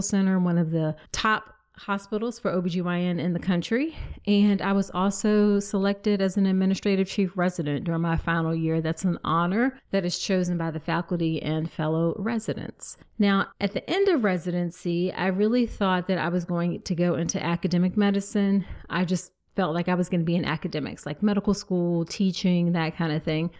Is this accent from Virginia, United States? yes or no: yes; Virginia, United States; that's in my home state in Vir, of Virginia